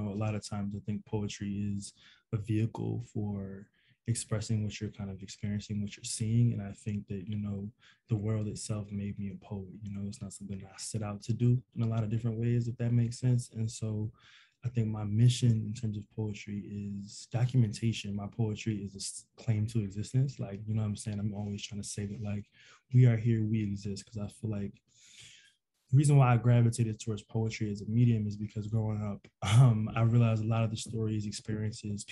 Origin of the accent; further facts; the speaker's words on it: Philadelphia, Pennsylvania, United States; moved away as an adult; now in New York City, United States; growing up in Philly, five blocks from people who was living really